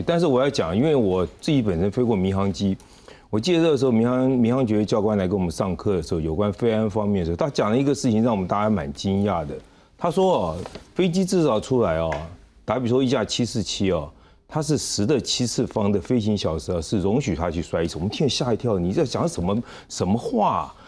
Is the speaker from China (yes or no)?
no; Gangshan, southern Taiwan, Taiwan; 像我以前小时候在 南部